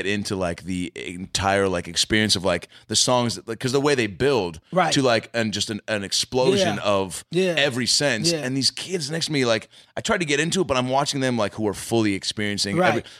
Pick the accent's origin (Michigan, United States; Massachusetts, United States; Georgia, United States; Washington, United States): Washington, United States; Seattle; I grew up in Seattle during the grunge era, right?